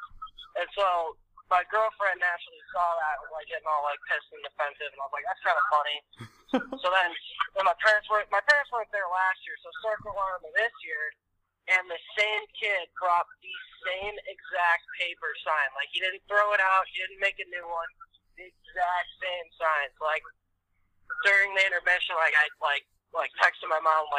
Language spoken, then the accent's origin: English; Chicago, Illinois, United States; moved away; I'm actually from Chicago.